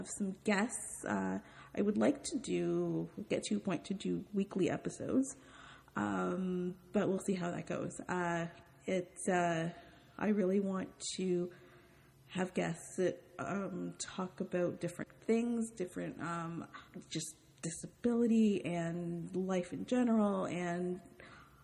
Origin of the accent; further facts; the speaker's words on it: Toronto, Ontario, Canada; I'm from Toronto, Canada